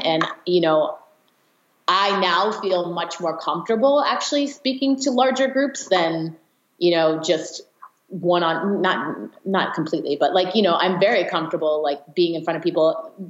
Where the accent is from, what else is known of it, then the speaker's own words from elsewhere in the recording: California, United States; In the Bay Area.